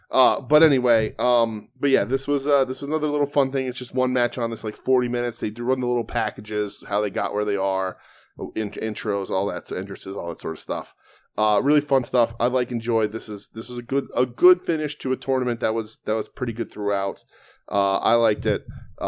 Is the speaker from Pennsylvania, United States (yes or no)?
yes; Pittsburgh, Pennsylvania, United States; you know that I was born and raised in Pittsburgh and trained in Pittsburgh.